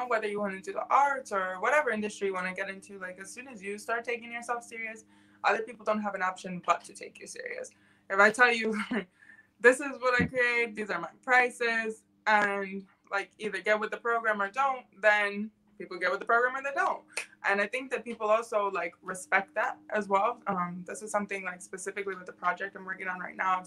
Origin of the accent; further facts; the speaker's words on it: Lansing, Michigan, United States; also born or lived in Colorado Springs, Colorado / London; Not born, but I was raised here.